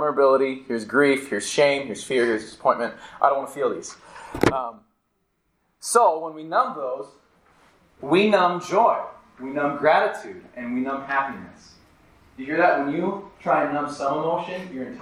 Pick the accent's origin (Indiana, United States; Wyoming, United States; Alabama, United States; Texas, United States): Wyoming, United States; moved away; also born or lived in Minnesota; I grew up in the state of Wyoming, and so I grew up near the Rockies